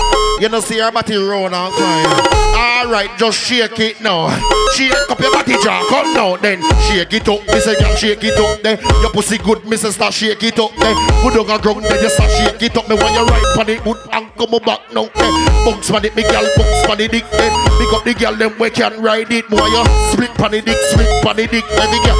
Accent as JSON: {"language": "English", "region": "Florida", "country": "United States", "said": "But let me tell you where I'm from. I'm from Florida."}